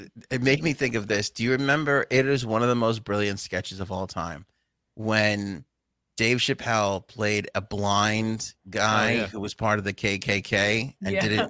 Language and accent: English; United Kingdom; Where are you from? British. End of conversation. That's it.